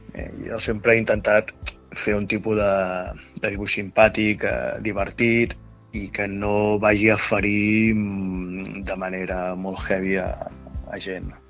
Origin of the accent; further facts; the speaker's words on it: Montblanc, Catalonia, Spain; moved away as an adult; now in Barcelona, Spain; sóc nascut a Montblanc, Tarragona